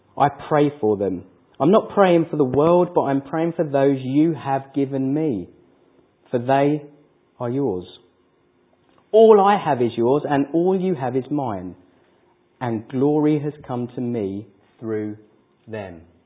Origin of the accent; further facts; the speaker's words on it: England, United Kingdom; we're English